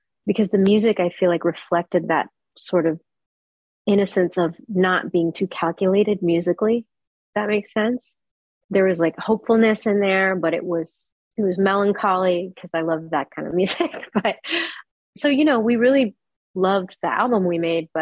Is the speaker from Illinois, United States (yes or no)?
no; Texas, United States; also born or lived in New York City, New York, United States; I was born in New York City, but I moved to Texas when I was about 3 or 4. And I mostly grew up in Texas